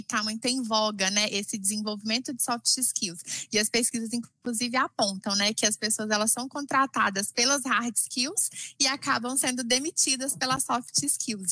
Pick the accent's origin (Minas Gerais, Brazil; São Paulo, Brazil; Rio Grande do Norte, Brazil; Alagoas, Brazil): Minas Gerais, Brazil; sou nascida e criada aqui em Minas Gerais